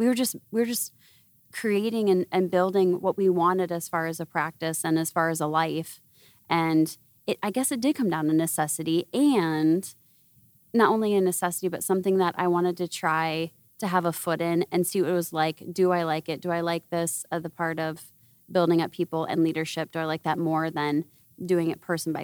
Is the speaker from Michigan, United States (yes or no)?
no; Iowa, United States; moved away; I'm from Iowa originally.